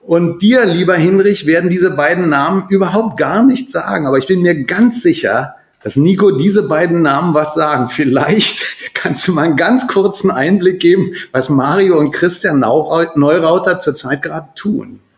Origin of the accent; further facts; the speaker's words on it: Berlin, Germany; Und es gab eine Zeit, wo ich nach Österreich gefahren bin, als Berliner, in ein Hotel gekommen bin